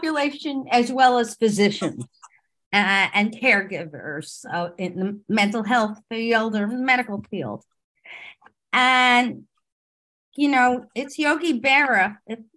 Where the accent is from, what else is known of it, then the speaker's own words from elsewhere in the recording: New York City, New York, United States; moved away as an adult; now in New Jersey, United States; I grew up in Brooklyn